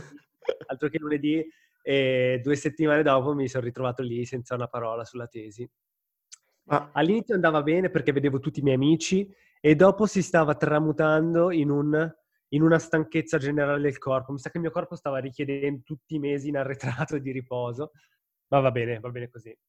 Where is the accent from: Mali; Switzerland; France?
Switzerland; Ticino; moved away; stavo nella mia città natale, avevo tutti i miei amici